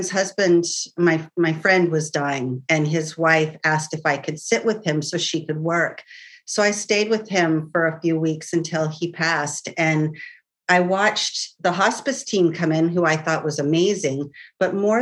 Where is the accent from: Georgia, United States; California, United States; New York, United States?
California, United States; also born or lived in San Francisco / Carmel Valley / Menlo Park / Mendocino; I've lived in California all my life. I have moved quite a few times. I was born in San Francisco